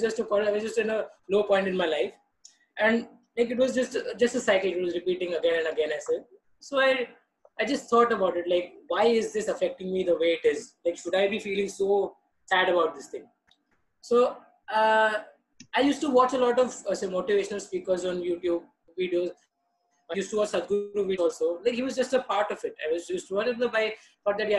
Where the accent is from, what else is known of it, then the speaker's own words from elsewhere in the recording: Mumbai, Maharashtra, India; I was born and brought up in Mumbai